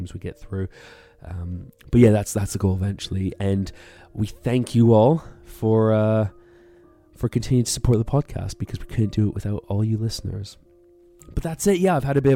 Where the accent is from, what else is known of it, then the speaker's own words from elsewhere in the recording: Canada; now in United Kingdom; I'm from Canada and live in the UK